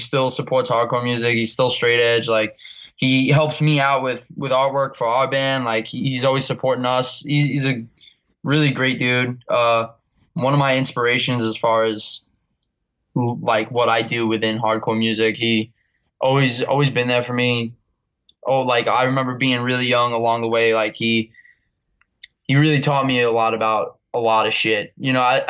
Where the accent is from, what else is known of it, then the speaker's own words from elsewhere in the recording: New York City, New York, United States; I'm from Staten Island, but I basically grew up going to all the shows in New York City and Brooklyn